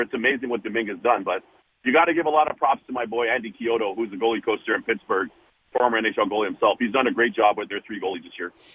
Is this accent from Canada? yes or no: yes; Toronto, Ontario, Canada; back in my hometown of Toronto